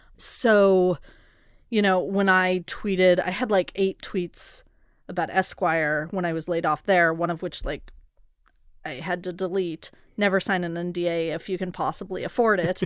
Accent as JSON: {"language": "English", "town": "Portland", "region": "Oregon", "country": "United States", "tie": "born or raised there", "moved": "yes", "said": "I grew up in part in Portland"}